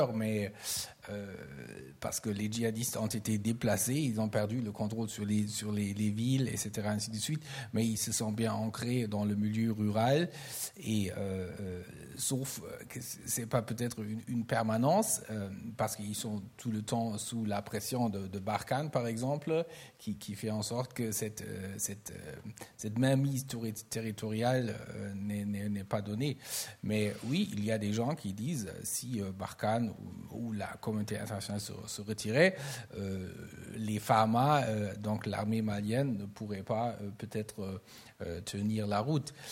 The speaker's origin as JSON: {"language": "French", "country": "Germany", "said": "en tant qu'Allemand"}